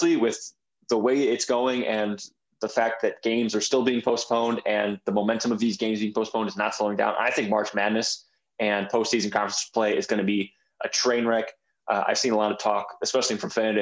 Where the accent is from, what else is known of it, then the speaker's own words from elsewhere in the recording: Michigan, United States; now in Blacksburg, United States; I'm from Michigan